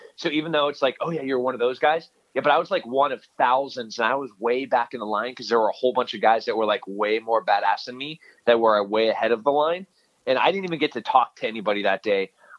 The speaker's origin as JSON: {"language": "English", "region": "California", "country": "United States", "said": "Podunkville, Central California."}